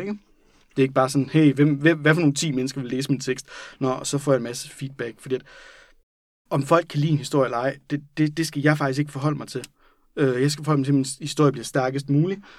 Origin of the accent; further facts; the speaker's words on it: Randers, Central Denmark Region, Denmark; det er der, jeg kommer fra